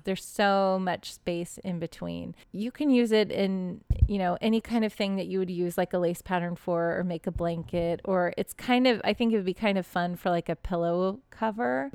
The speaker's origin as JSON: {"language": "English", "region": "Texas", "country": "United States", "tie": "born or raised there", "said": "I grew up in Texas, but I grew up in suburban Texas"}